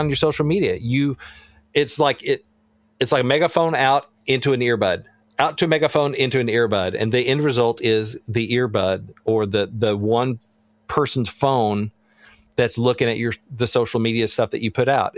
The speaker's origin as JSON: {"language": "English", "region": "Arkansas", "country": "United States", "said": "I'm from Arkansas. I can say all y'all"}